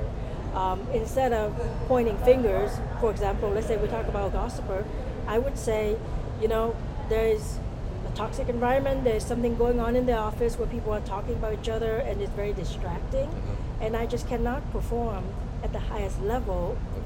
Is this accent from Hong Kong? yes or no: no; Vietnam; also born or lived in Southern California; now in United States; I'm originally from Vietnam. I came here as a refugee, so I came back in 1981